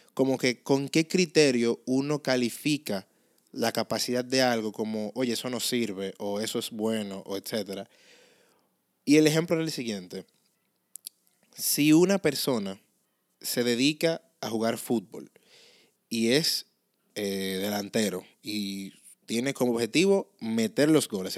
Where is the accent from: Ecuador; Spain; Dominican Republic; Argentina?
Dominican Republic; accent: Dominican; ese vernáculo de nosotros los dominicanos